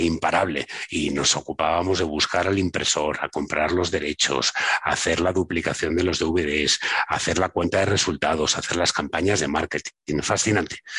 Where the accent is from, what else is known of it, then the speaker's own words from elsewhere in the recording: Madrid, Community of Madrid, Spain; also born or lived in Barcelona; yo soy de Madrid, me fui tres, cuatro años a vivir a Barcelona